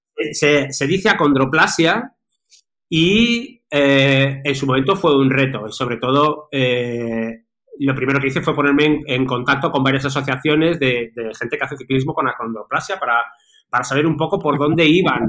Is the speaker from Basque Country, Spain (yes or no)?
no; Madrid, Community of Madrid, Spain; ahora, resido en Madrid, soy original también de Madrid.